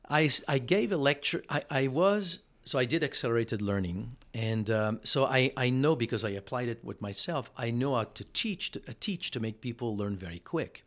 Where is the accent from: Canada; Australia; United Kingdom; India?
Canada; Montreal, Quebec; first language French; English is a second language; moved away as an adult; also born or lived in California; now in Austin, United States; I'm living in Montreal.